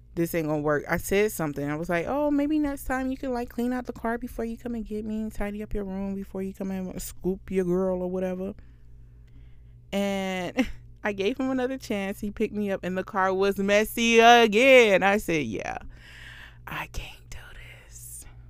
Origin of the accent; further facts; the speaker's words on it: Florida, United States; I'm from Florida